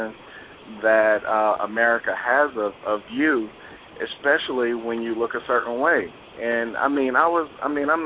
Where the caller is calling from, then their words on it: Atlanta, Georgia, United States; I'm calling from Atlanta.